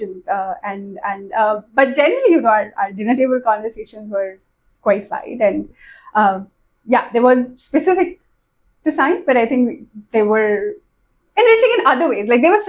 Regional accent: Kolkata, West Bengal, India; moved away as an adult; also born or lived in Bombay, India / Oman / United States; now in Pune, India; I moved to Calcutta in class four. So most of my school life has been spent in Calcutta. I was there in Calcutta till I finished my bachelor's

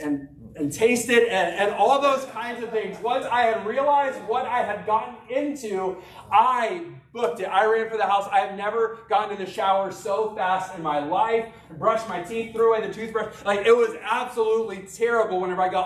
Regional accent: Arkansas, United States; I grew up in Arkansas

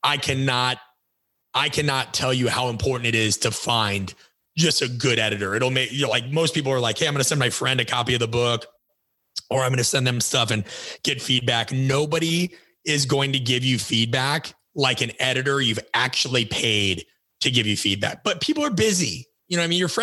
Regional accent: Midwest, United States; I grew up in the Midwest

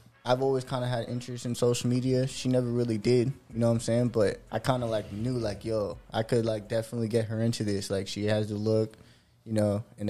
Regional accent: Florida, United States; also born or lived in New York; I actually represent 772 Florida. I was born in New York, but I don't really claim New York like that. I'd rather claim Florida because that's where I actually grew up.

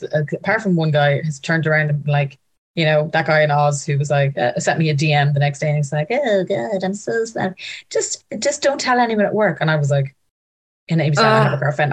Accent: Ireland; I'm from Ireland.

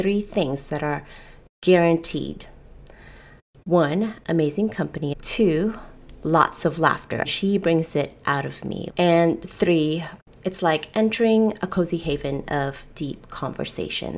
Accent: United States; I'm a Filipino-American entrepreneur

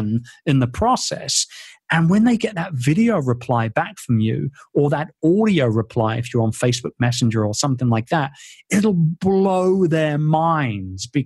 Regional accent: London, United Kingdom; my hometown in London. I'm a very proud Londoner.

